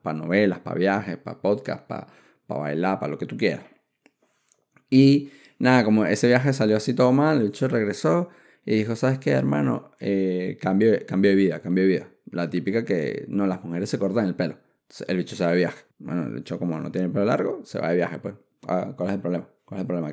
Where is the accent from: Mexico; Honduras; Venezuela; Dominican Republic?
Venezuela; moved away; yo salí de Venezuela como para ir a regresarme a, vivir a Colombia.